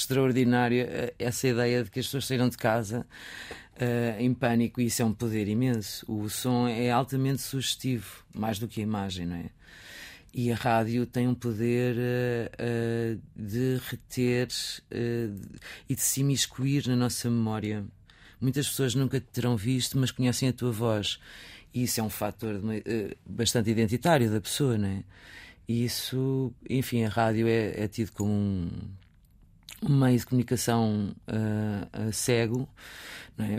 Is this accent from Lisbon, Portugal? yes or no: no; Viseu, Portugal; moved away; nasci, cresci em Viseu